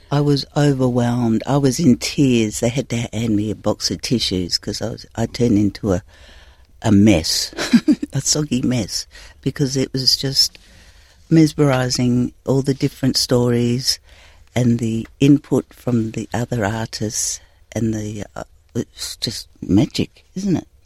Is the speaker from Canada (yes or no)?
no; the Pilbara, Western Australia, Australia; I'm from the Pilbara